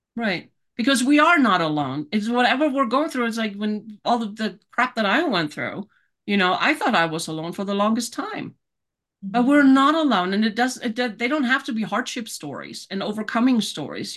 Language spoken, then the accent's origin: English; Germany; moved away as an adult; now in Colorado Springs, United States; born and raised in Germany.